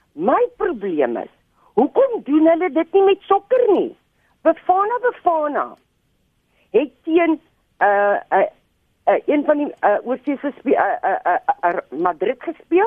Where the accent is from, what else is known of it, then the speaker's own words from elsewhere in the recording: South Africa; ons meer as Suid-Afrikaners